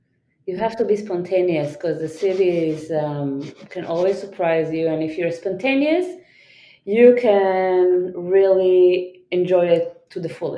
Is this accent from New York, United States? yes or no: yes; New York, United States; where are you from, I'm gonna say New York. But most people will not accept that answer because of my accent.